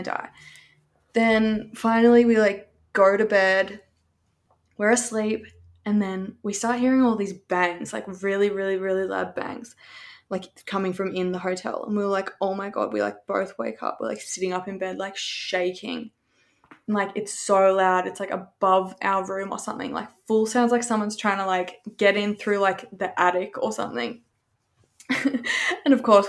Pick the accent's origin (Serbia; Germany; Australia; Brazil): Australia; I'm from Australia